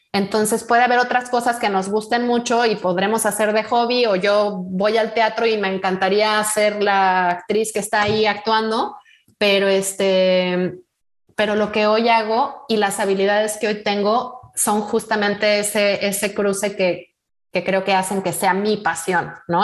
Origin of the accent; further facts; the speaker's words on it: Morelia, Michoacán, Mexico; moved away; yo soy de Morelia, hace ya unos, unos añitos que, viví mi infancia allá